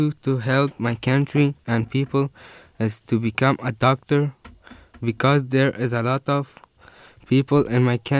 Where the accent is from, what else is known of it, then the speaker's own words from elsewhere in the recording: Kabul, Afghanistan; English is a second language; now in United States; Like Kabul, my hometown, the capital of Afghanistan.